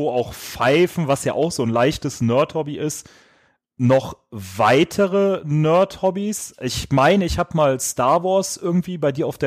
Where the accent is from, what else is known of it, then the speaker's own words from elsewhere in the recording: Düsseldorf, North Rhine-Westphalia, Germany; wie einige ja schon mitbekommen haben, kommen wir aus Düsseldorf und da trinkt man bekanntlich Altbier.